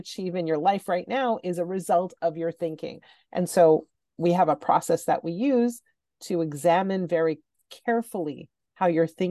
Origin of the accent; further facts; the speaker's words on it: Montreal, Quebec, Canada; I grew up in Montreal, and in Montreal, high school starts in grade 7.